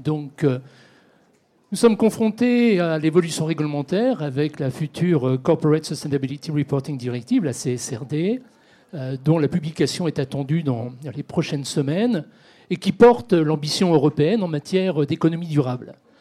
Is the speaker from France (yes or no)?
yes; France; chez nous en France